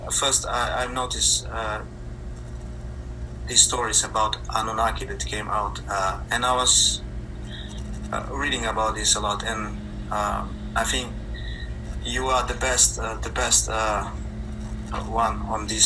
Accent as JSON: {"language": "English", "country": "Slovenia", "second_language": "English", "moved": "as an adult", "lives_now": "London, United Kingdom", "said": "originally, originally, I come from Slovenia."}